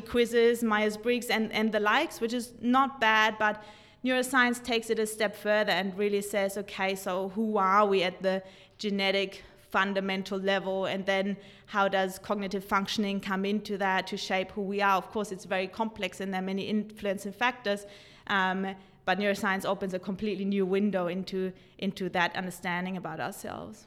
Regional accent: Germany; moved away; growing up in Germany with two psychotherapists' parents

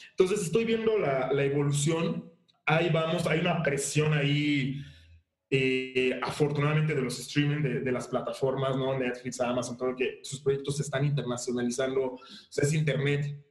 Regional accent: Mexico; born or raised there; also born or lived in Haiti

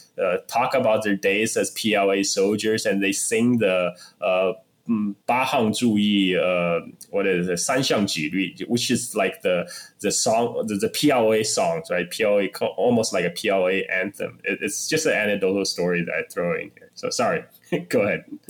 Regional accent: Sichuan, China; now in United States; my hometown sichuan

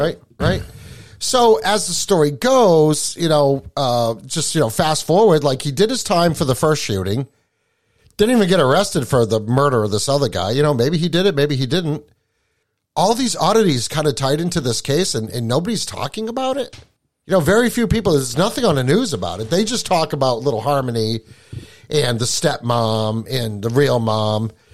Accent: Appalachia, United States; now in New Hampshire, United States; I was born in Appalachia

